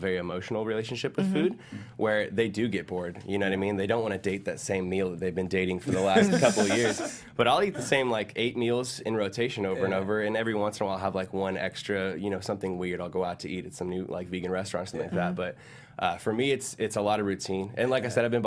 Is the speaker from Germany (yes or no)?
no; San Diego, California, United States; I'm from San Diego, so I'm up here